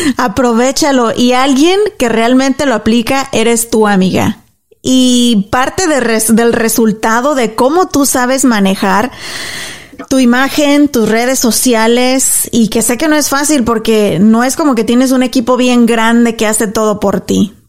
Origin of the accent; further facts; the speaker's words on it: Mexico; now in United States; yo soy mexicana.